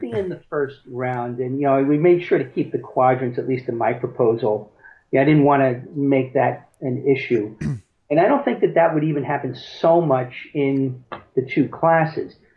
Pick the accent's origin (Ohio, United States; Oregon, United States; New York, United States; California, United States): New York, United States; Long Island; now in Boca Raton, United States; where I grew up on Long Island